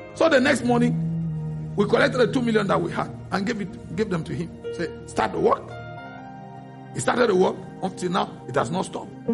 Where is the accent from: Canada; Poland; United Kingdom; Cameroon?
Cameroon; now in United States; from Cameroon